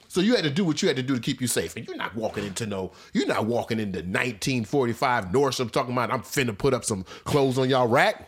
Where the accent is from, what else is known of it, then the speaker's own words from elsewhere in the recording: Missouri, United States; when I was growing up in Missouri